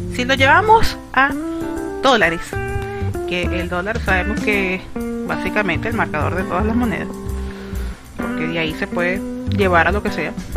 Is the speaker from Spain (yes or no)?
no; Venezuela; mi país, Venezuela